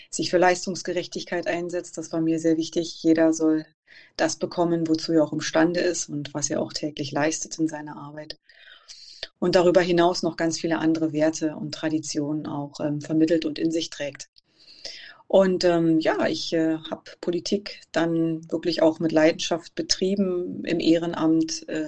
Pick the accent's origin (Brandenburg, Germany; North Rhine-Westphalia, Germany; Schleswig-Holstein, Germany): Brandenburg, Germany; Cottbus; Ja, ich bin 41 Jahre alt, bin geboren und aufgewachsen in Cottbus, sozusagen ein Kind der Lausitz.